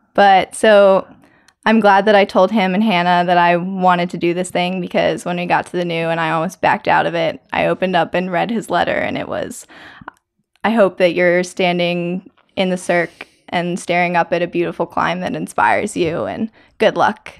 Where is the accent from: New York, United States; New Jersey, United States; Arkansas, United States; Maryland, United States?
Maryland, United States; now in North Carolina, United States; I grew up climbing on the Earthtrax climbing team in Maryland